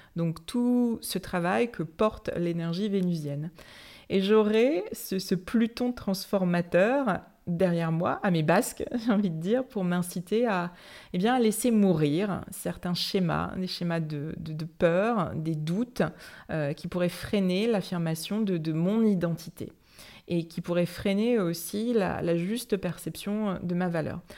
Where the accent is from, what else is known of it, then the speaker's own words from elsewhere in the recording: Saint-Malo, Brittany, France; chez moi à Saint-Malo